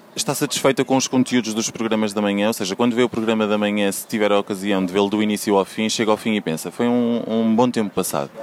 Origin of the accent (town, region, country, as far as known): Porto District, Portugal; moved away as an adult; now in Lisbon, Portugal